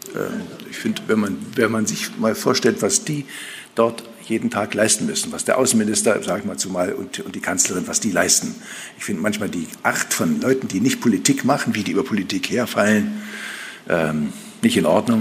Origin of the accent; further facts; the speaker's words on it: Altmark, Saxony-Anhalt, Germany; in meiner Heimat, in der Altmark